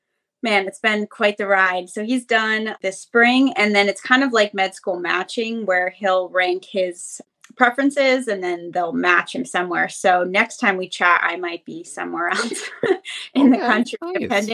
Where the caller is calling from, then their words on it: Pennsylvania, United States; Yeah, so I'm calling from Pennsylvania.